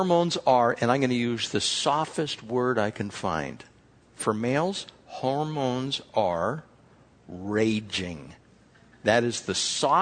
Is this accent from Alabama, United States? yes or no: no; California, United States; We're from California